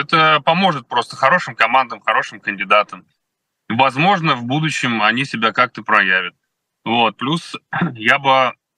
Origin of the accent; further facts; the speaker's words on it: Kolomna, Moscow Oblast, Russia; Коломна, откуда я родом